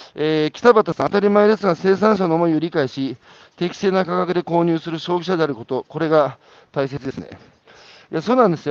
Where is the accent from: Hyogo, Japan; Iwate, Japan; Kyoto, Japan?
Iwate, Japan; 僕岩手の人間ですから、岩手でね、あの、田舎の議員やってたんですよ